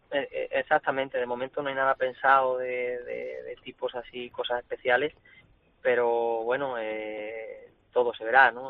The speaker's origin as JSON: {"language": "Spanish", "town": "Cáceres", "region": "Extremadura", "country": "Spain", "also_born_or_lived": "Sanlúcar", "said": "Es mi tierra, es la plaza y la ciudad en la que vivo, en la que vivo. Bueno, estoy en Sanlúcar porque entreno aquí, pero mi, tierra es Cáceres"}